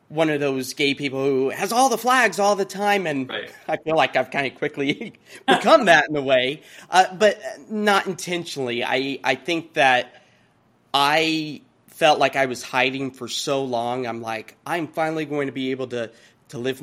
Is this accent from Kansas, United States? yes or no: yes; Kansas, United States; now in Portland, United States; growing up in Kansas, I was very, my family politically just very kind of middle of the road